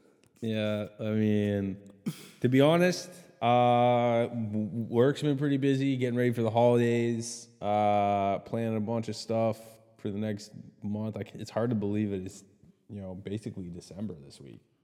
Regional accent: Canada; I'm Canadian

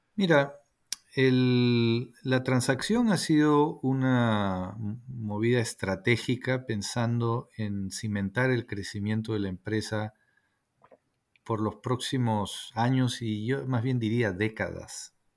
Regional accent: Peru; soy ah, peruano

